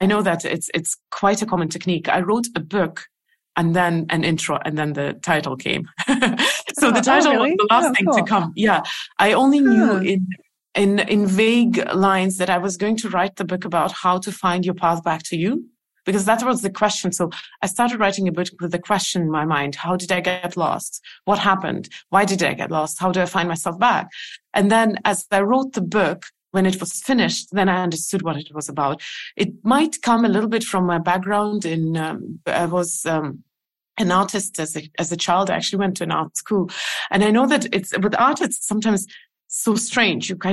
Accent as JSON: {"language": "English", "country": "Estonia", "tie": "born or raised there", "said": "I never lived in Russia. I lived in Soviet Union, and I know that for the outside world, it's the same. But I've lived in Estonian. I mean, in the part of the Soviet Union which is Estonia"}